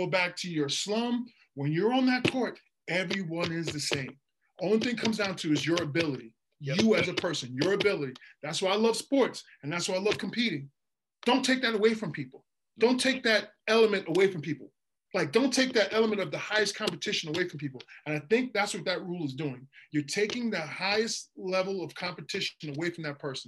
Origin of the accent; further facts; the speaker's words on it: United States; moved away as an adult; also born or lived in Ireland; I went to school in America